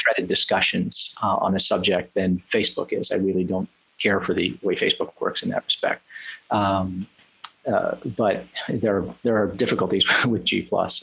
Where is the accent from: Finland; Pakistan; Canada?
Canada; I'm from Canada.